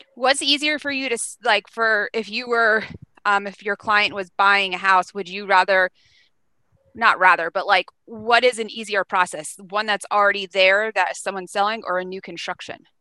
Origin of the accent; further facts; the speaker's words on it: Pennsylvania, United States; moved away; I'm from Pennsylvania